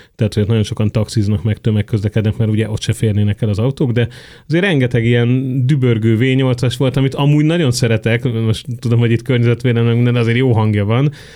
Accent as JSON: {"language": "Hungarian", "region": "Budapest", "country": "Hungary"}